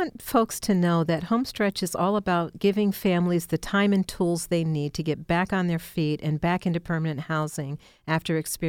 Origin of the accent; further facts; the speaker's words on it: Buffalo, New York, United States; moved away as an adult; Actually, I came from Buffalo, New York. I was in the nonprofit world there. And when I relocated here in 2009, I just did a job search